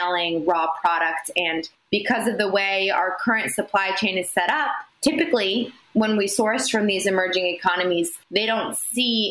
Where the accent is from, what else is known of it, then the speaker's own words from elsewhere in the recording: Washington, District of Columbia, United States; I was born and raised in Washington, D.C.